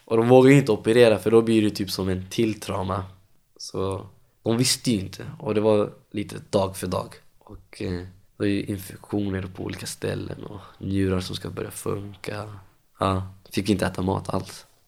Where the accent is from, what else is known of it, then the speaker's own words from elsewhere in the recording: Stockholm, Stockholm County, Sweden; Jag är uppvuxen i Tensta, bott där i 24 år, hela livet.